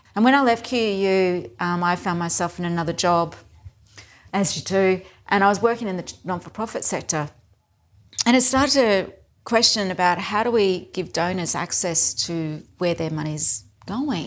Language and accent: English; Whanganui, Manawatū-Whanganui, New Zealand; now in Brisbane, Australia; I was born in New Zealand, and my hometown was Wanganui